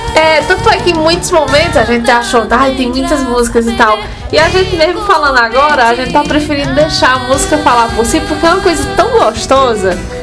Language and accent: Portuguese; Santana do Cariri, Ceará, Brazil; minha terra natal, Santana do Cariri